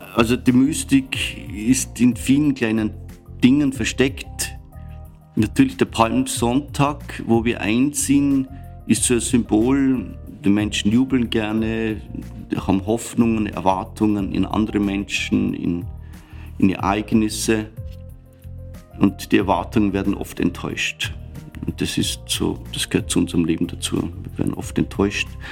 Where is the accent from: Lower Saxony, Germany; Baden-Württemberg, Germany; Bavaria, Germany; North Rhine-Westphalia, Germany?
Bavaria, Germany; Upper Palatinate Forest, near Weiden in der Oberpfalz; moved away as an adult; also born or lived in Eichstätt / Regensburg; now in Vienna, Austria; Meine Heimat ist der Oberpfälzer Wald in der Nähe von Weiden in der Oberpfalz